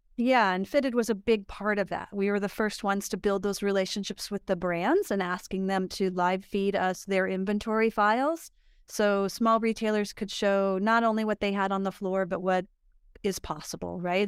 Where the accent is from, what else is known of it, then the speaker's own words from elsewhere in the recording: Idaho, United States; also born or lived in Pomona, California / Florida; I was raised in Idaho, and I came back to Idaho after